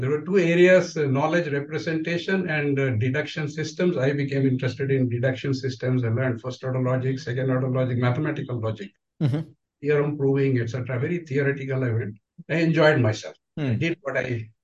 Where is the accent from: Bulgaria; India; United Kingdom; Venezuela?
India; Tirunelveli, Tamil Nadu; moved away as an adult; also born or lived in Tiruchirappalli / United States; I grew up in Tamil Nadu in Tirunelveli. I did all my schooling there